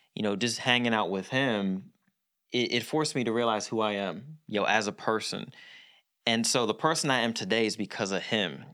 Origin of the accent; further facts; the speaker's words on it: Philadelphia, Pennsylvania, United States; so I was born in Philadelphia. I went to school in the suburbs. So I, I was born in the area of Philly where it was all black